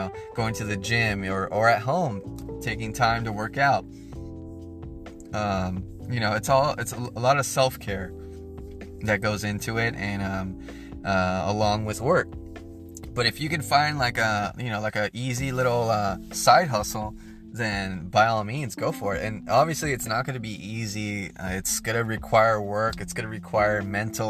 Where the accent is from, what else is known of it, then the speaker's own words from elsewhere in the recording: United States; as being an American, as being a part of this great nation